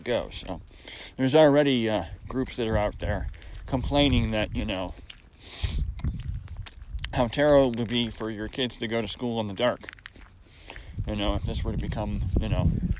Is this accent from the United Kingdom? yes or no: no; Syracuse, New York, United States; growing up in Syracuse